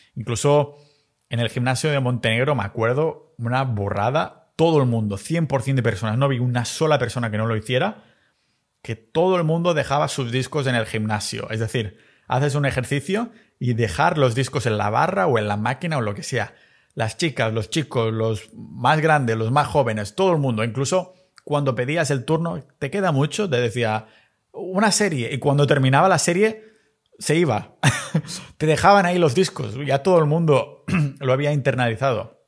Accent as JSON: {"language": "Spanish", "region": "Catalonia", "country": "Spain", "tie": "born or raised there", "moved": "as an adult", "lives_now": "Tallinn, Estonia", "said": "En mi pueblo catalán estoy"}